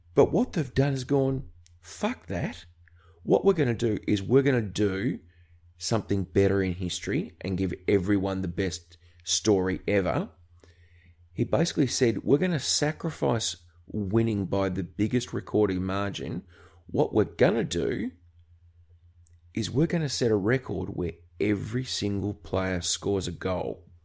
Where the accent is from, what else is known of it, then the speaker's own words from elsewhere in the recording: Australia; accent: Aussie; being an Australian